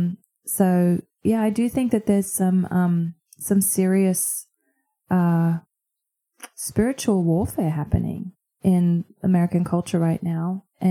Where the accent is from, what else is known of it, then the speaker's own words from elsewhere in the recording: Queensland, Australia; moved away as an adult; also born or lived in United States; now in Brisbane, Australia; the churches that I grew up in here in Queensland